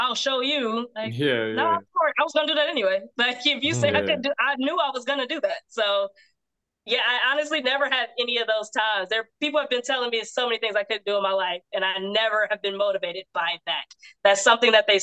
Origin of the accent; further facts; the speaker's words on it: Detroit, Michigan, United States; I'm from the west side of Detroit, 6th and Livernois